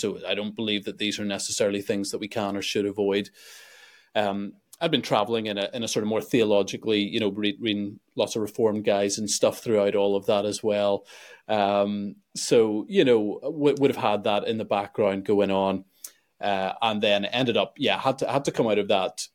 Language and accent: English; Belfast, Northern Ireland, United Kingdom; also born or lived in Sweden; I'm from Belfast